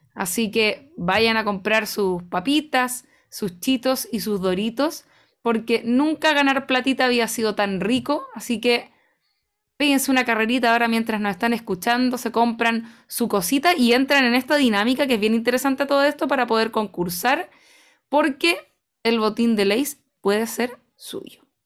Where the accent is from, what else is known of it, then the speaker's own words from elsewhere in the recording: Chile; en Chile